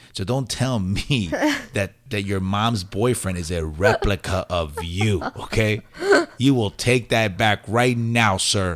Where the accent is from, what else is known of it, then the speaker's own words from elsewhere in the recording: White Plains, New York, United States; accent: New York; also born or lived in Puerto Rico; I was raised in New York